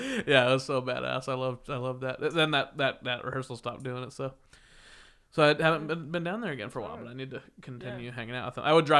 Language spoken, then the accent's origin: English; Kansas, United States; moved away; I grew up in Kansas.